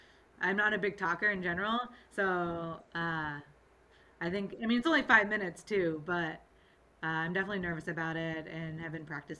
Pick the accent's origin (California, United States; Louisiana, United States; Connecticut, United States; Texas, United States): Connecticut, United States; Sandy Hook; I'm from Sandy Hook, Connecticut.